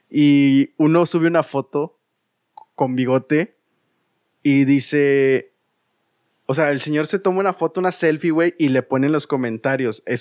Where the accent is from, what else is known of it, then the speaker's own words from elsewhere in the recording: Saltillo, Coahuila, Mexico; Eh, eres de Saltillo porque yo soy de Saltillo.